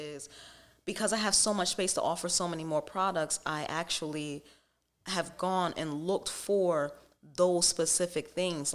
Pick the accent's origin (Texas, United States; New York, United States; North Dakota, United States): Texas, United States; Dallas; also born or lived in New Jersey; we moved from Jersey to Dallas when I was about seven or eight